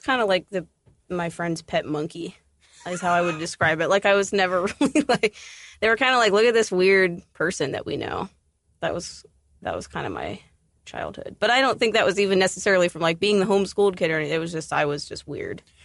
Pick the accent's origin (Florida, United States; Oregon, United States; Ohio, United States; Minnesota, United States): Ohio, United States; Columbus; I grew up outside of Columbus, um, on a farm. I moved to Columbus when I was fourteen